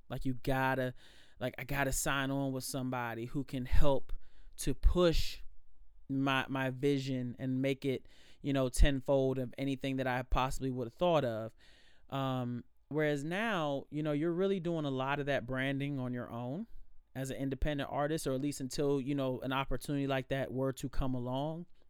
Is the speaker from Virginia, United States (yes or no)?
yes; Alexandria, Virginia, United States; born and raised in Alexandria